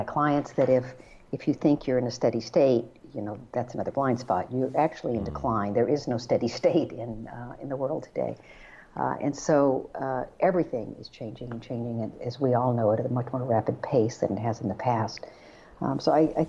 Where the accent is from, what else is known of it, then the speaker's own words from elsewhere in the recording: Texas, United States; I grew up in Texas